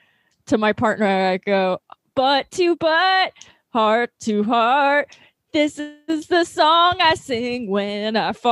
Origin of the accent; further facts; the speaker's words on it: Long Island, New York, United States; I'm from Long Island. You're just on a boat a lot.